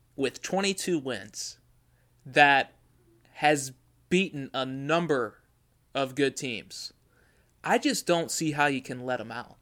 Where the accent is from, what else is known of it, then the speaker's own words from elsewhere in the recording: Richmond, Virginia, United States; I grew up in Richmond